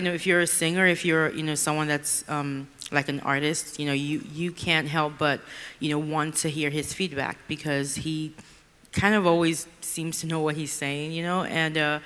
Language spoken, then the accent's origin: English; Nigeria; now in Houston, United States; I grew up in Nigeria, and now I live with my family in Houston.